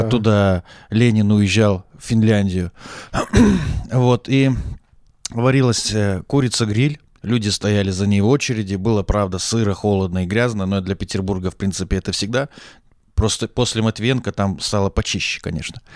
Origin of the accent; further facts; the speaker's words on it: Taraz, Zhambyl Region, Kazakhstan; moved away as an adult; also born or lived in Saint Petersburg, Russia; now in Moscow, Russia; пока я рос э, в Южном Казахстане